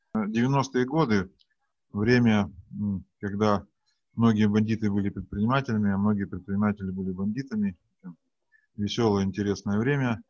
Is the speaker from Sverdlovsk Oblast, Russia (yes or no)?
yes; Yekaterinburg, Sverdlovsk Oblast, Russia; Я из Екатеринбурга